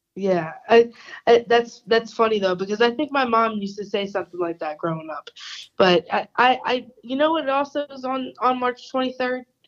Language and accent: English; New Jersey, United States; accent: New Jersey; also born or lived in Philadelphia area; my New Jersey accent